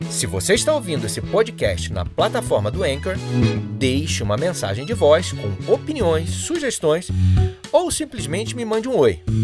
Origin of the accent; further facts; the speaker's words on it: Rio de Janeiro, Brazil; sou natural do Rio de Janeiro, sou carioca